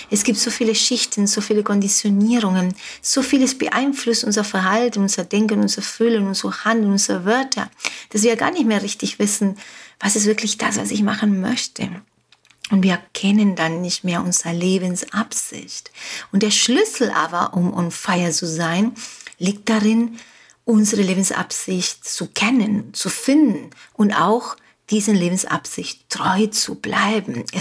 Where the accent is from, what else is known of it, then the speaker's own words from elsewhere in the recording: Uruguay; first language Spanish; German is a second language; also born or lived in Germany; now in Mallorca, Spain; Wie du merkst, wie du hörst, Deutsch ist nicht meine Muttersprache. Meine Muttersprache ist Spanisch. Ich bin in Uruguay geboren und aufgewachsen. Ich bin aber jetzt schon 32 Jahre in Deutschland gewesen